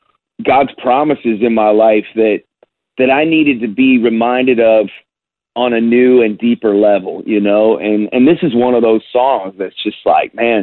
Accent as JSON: {"language": "English", "town": "Chicago", "region": "Illinois", "country": "United States", "tie": "born or raised there", "moved": "yes", "lives_now": "Nashville, United States", "said": "since I've left Chicago, where I grew up and lived in Nashville"}